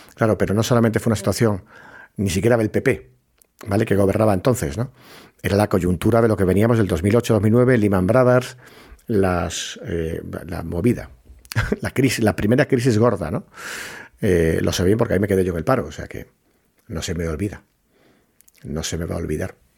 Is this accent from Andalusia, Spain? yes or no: yes; Puerto Real, Andalusia, Spain; soy de Cádiz, que soy de Puerto Real, que está en la bahía.